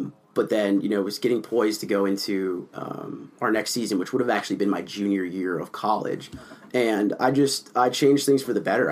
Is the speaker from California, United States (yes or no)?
yes; Southern California, United States; now in Minnesota, United States; I grew up in Southern California